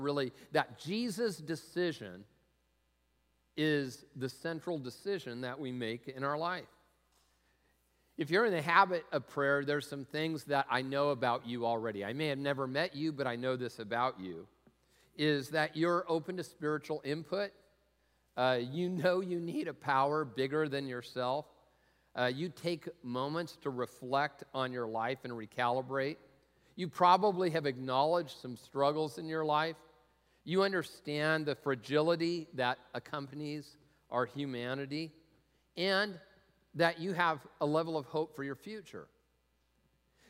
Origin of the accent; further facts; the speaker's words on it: Tacoma, Washington, United States; I grew up in Tacoma